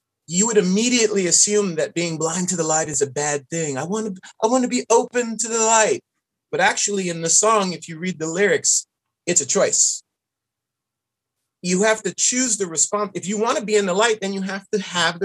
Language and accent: English; New York City, New York, United States; I grew up in New York City